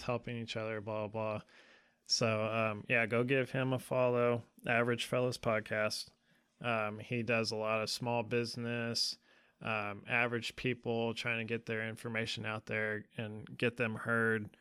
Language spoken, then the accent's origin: English; California, United States; we grew up together in California